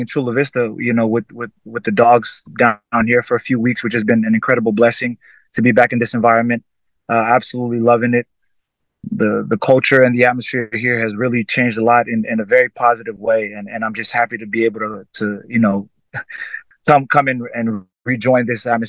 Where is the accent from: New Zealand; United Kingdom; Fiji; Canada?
Fiji; now in United States; someone that has come from growing up in Fiji, where rugby was always a part of my life